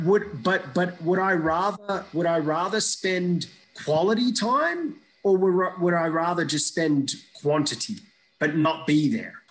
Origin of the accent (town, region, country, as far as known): Iraq; born or raised there; moved away